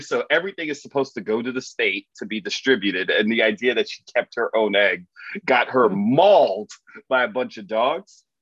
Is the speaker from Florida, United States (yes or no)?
yes; Miami, Florida, United States; I'm from Miami.